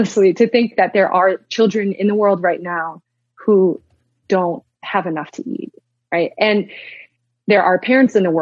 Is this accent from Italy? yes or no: no; Wisconsin, United States; now in Canada; from detasseling corn in Wisconsin when I was 13